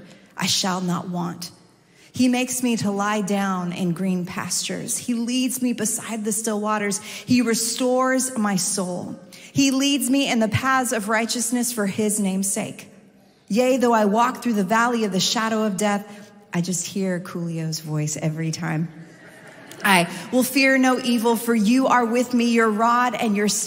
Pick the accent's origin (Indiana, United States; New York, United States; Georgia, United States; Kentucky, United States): New York, United States; New York City; I come from New York City